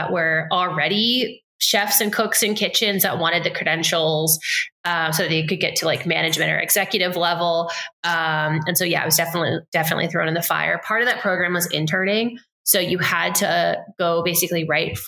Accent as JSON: {"language": "English", "area": "Lehigh Valley", "region": "eastern Pennsylvania", "country": "United States", "tie": "born or raised there", "said": "I grew up in Pennsylvania on the eastern side of the state. So about an hour and a half north of Philadelphia, hour and a half west of New York City. So it's kind of a nice little literally a valley in the Lehigh"}